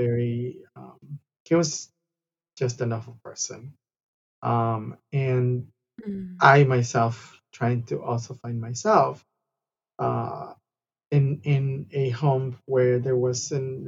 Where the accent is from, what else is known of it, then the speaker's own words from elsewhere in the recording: Guadalajara, Jalisco, Mexico; now in Los Angeles, United States; I'm originally from Guadalajara, Mexico. I was born and raised in Guadalajara